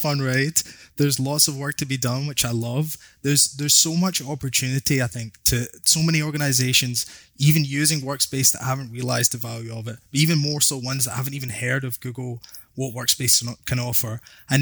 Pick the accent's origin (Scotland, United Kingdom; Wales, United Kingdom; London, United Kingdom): Scotland, United Kingdom; Glasgow; accent: Scottish; moved away as an adult; now in Canada; my Scottish accent